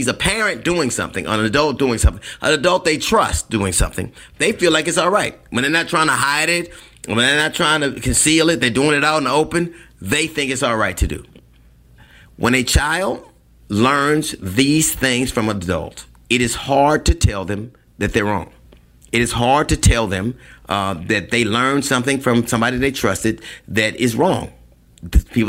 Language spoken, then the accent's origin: English; Los Angeles, California, United States; I grew up in Los Angeles